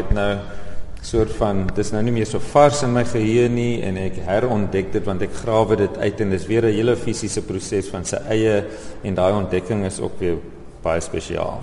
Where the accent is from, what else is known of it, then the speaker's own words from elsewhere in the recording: Oudtshoorn, Western Cape, South Africa; moved away as an adult; also born or lived in Overberg, Baardskeerdersbos; now in Baardskeerdersbos, South Africa; Ek is egter gebore op Oudtshoorn en hier skool gegaan en lank gewoon.